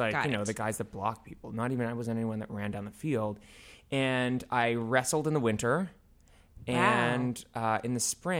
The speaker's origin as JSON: {"language": "English", "town": "Avon", "region": "Massachusetts", "country": "United States", "said": "I am from Avon, Massachusetts, yes."}